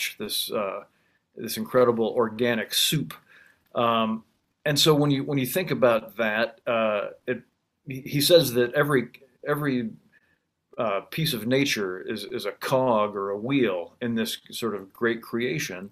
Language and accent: English; Illinois, United States; I'm from Illinois, farm country